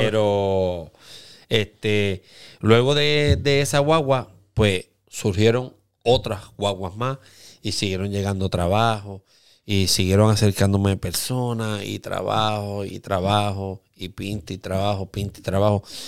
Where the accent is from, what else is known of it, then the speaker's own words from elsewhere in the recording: Aguadilla, Puerto Rico; todos somos de Aguadilla